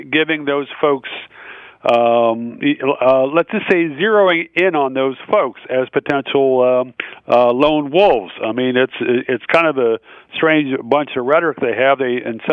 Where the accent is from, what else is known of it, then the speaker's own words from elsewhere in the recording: the South, United States; I was raised in the South